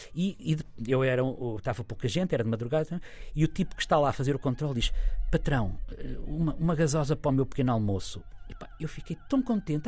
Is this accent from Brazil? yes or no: no; Figueira da Foz, Coimbra District, Portugal; eu cresci na Figueira